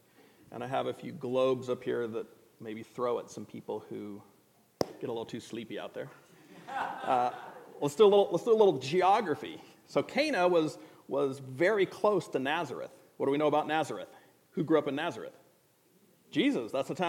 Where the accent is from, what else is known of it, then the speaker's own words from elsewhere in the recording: Indonesia; I grew up in a different culture, so I brought a few props from that culture. I grew up in Indonesia